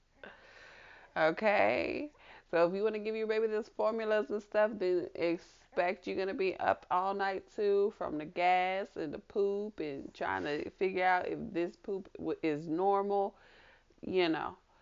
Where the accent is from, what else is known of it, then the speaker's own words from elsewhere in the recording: Kansas City, Missouri, United States; my hometown, Kansas City, Missouri